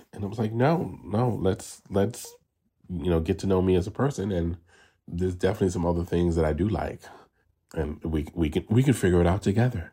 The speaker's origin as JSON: {"language": "English", "town": "New York City", "region": "New York", "country": "United States", "moved": "as an adult", "lives_now": "Los Angeles, United States", "said": "I am originally from New York City, the South Bronx, and now I live in Los Angeles, California, and I've been out here for thirteen years."}